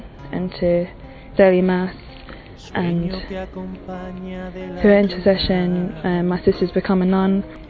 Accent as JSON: {"language": "English", "region": "London", "country": "United Kingdom", "said": "I'm 25, I'm from London"}